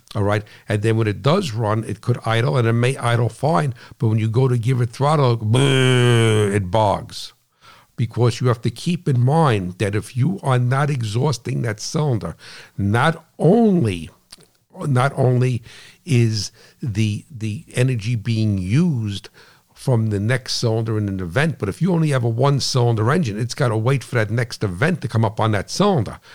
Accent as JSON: {"language": "English", "region": "New Jersey", "country": "United States", "said": "I'm from New Jersey"}